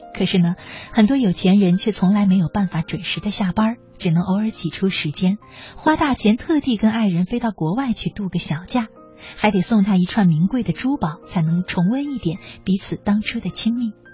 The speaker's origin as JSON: {"language": "Chinese", "country": "China", "said": "我们中国人"}